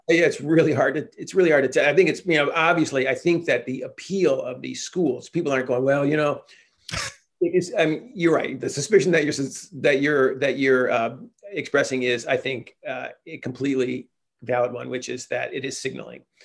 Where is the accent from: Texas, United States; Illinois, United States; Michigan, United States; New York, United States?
Michigan, United States; Chelsea; moved away as an adult; also born or lived in Detroit / Durham, North Carolina / Washington, D.C.; now in California, United States; I grew up in Detroit in a small town outside of Ann Arbor called Chelsea